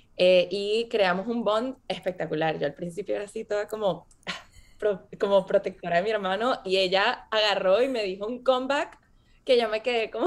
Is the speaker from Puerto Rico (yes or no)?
no; Venezuela; moved away as an adult; also born or lived in Boston, United States; Yo crecí viví en Venezuela.